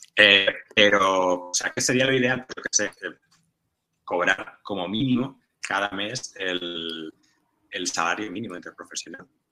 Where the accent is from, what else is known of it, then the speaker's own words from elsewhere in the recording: Tortosa, Catalonia, Spain; que yo soy de Tortosa